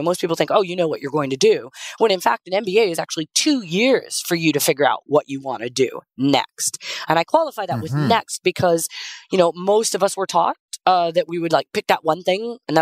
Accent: Las Vegas, Nevada, United States; I grew up in Vegas

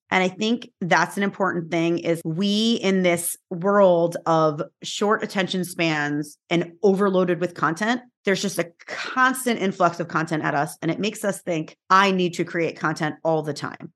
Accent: New York, United States; I am from New York

